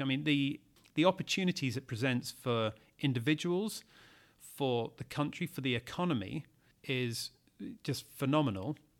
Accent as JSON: {"language": "English", "country": "United Kingdom", "said": "as a Brit"}